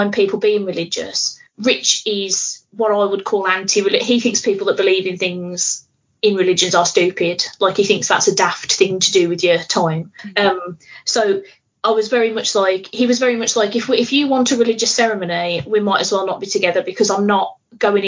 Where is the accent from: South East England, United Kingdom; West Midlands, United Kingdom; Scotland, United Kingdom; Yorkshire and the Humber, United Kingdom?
West Midlands, United Kingdom; Birmingham; I'm here from Birmingham